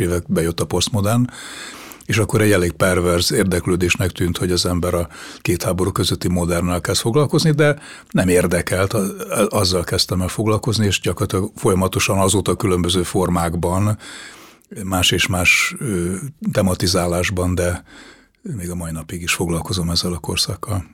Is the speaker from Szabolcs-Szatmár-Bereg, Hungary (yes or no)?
no; Budapest, Hungary; a déli pályadvar közelében a budai oldalon nőttem föl